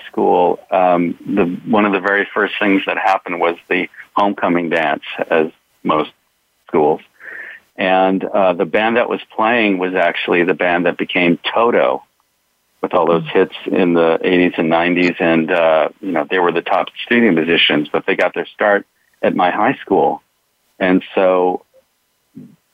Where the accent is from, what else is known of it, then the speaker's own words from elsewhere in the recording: Los Angeles, California, United States; I grew up in Hollywood and in the San Fernando Valley